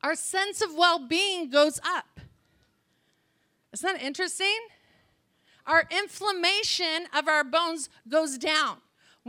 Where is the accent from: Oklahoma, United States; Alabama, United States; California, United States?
California, United States; I'm from California